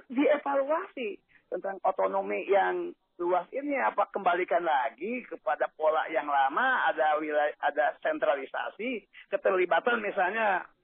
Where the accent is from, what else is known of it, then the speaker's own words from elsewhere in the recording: West Java, Indonesia; Ini Jawa Barat terutama, saya orang Jawa Barat.